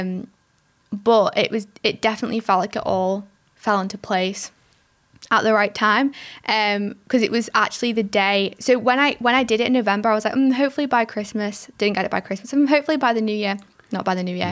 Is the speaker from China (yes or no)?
no; England, United Kingdom; I am from England